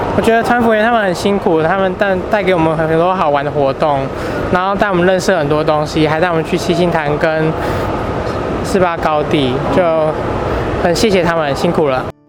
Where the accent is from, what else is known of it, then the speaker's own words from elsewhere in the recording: Yilan County, Taiwan; 我是淡江大学的学生，我来自宜兰